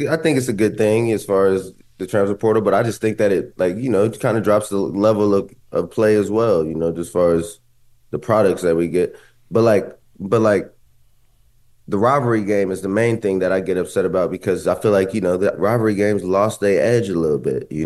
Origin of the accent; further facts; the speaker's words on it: Columbus, Ohio, United States; moved away; I grew up in Columbus. I went to Ohio State